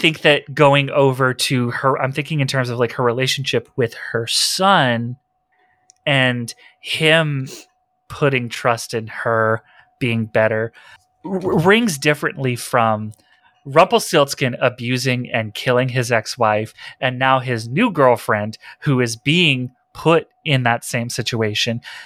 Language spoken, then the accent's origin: English; Texas, United States; I'm from Texas